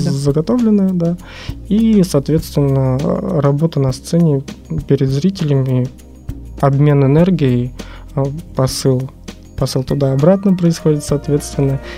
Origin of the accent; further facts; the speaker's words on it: Saint Petersburg, Russia; moved away; родился соответственно, в этом городе, в Ленинграде вот еще в Советском Союзе. Э, прожил много разных жизней в разных местах, э, кроме Питера. Вот вернулся сюда где-то в седьмом году.